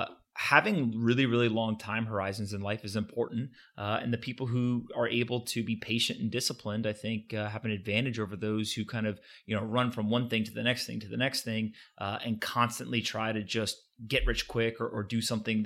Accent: United States; No, look, I grew up in the United States, went to Bucknell University, played football there, was in the military for a little while, did a deployment overseas, came back

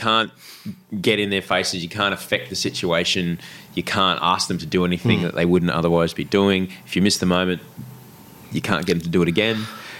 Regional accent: Brisbane, Queensland, Australia; in Brisbane

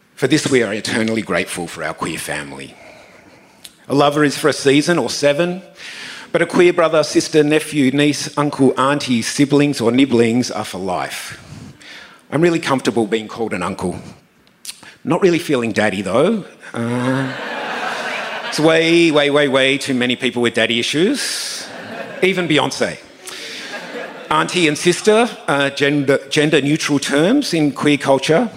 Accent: Tasmania, Australia; now in Sydney, Australia; Growing up in Tasmania

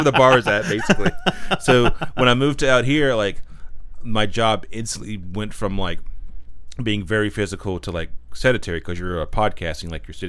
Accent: Pine Hall, North Carolina, United States; moved away as an adult; also born or lived in Walnut Cove, North Carolina / Boone, North Carolina; I'm from a little town called Pine Hall, North Carolina

